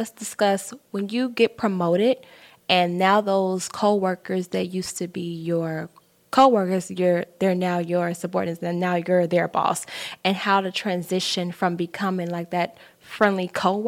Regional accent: Chicago, Illinois, United States; I'm from Chicago

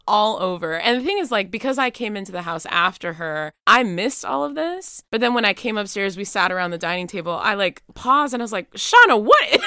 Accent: Miami, Florida, United States; moved away as an adult; also born or lived in Nashville, Tennessee; now in Williamstown, United States; I'm originally from Miami, Florida, but I'm coming to Williamstown by way of Nashville, Tennessee

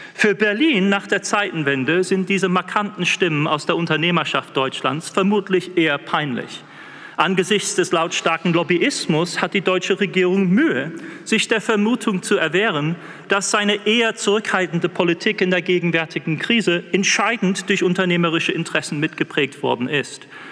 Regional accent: England, United Kingdom; accent: English; German is a second language; Ich mit meinem englischen Akzent

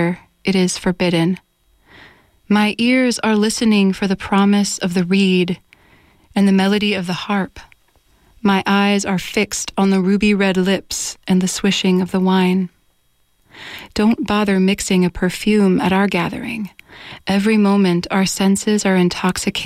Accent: United States; first language English

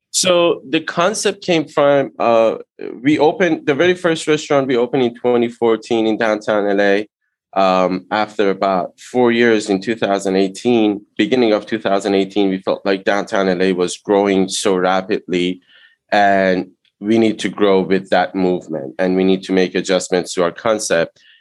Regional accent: Iran; English is a second language; moved away as an adult; now in United States; I immigrated to US from Iran in 98.

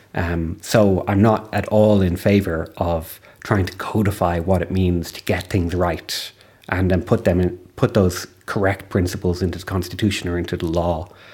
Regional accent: Ireland; as an Irish citizen

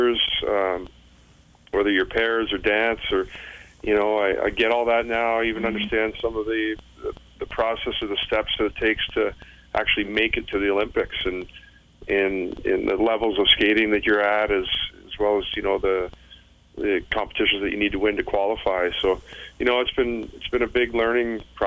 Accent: London, Ontario, Canada; also born or lived in Belleville, Ontario; now in Collingwood, Canada; my hometown of London

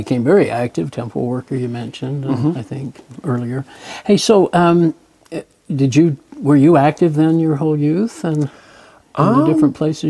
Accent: Gunnison, Utah, United States; That's where I was born.

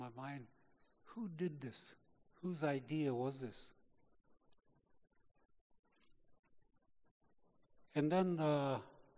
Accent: Canada; I was born in Canada.

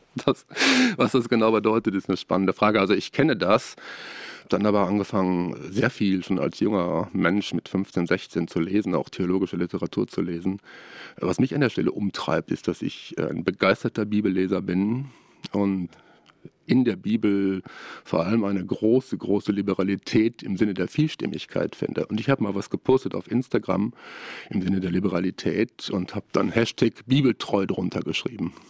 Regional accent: Ruhr area, North Rhine-Westphalia, Germany; moved away as an adult; now in Siegen, Germany; Ich komme aus dem Ruhrgebiet und habe dort studiert, vor allem in Bochum, in Essen und in Duisburg und habe in meiner Jugendzeit sehr, sehr viel äh, mit Frömmigkeitsstilen zu tun gehabt

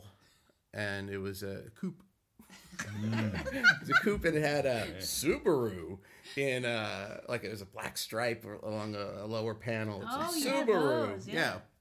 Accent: Los Angeles, California, United States; I grew up here in Los Angeles.

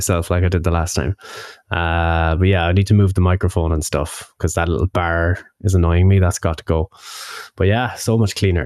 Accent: Ballina, County Mayo, Ireland; my hometown

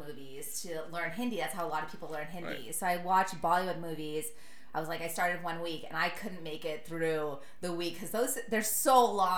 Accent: Sonoma, California, United States; also born or lived in Chicago, Illinois; I grew up in Sonoma, primarily

